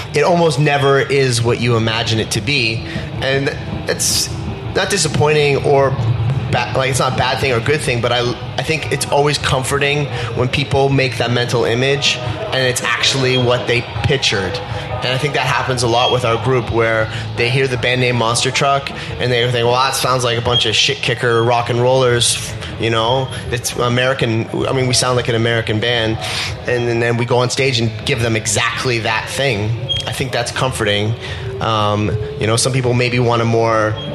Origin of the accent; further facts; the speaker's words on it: Canada; being that we're Canadian